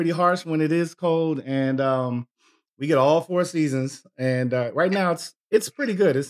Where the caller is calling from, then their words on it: Minneapolis, Minnesota, United States; I am in Minneapolis, so a couple hours ahead of you.